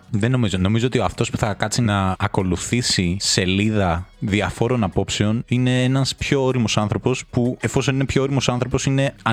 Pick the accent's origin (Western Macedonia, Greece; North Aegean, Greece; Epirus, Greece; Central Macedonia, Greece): North Aegean, Greece; το χωριό μου στη Λέσβο, ρε παιδί μου, την Άπη.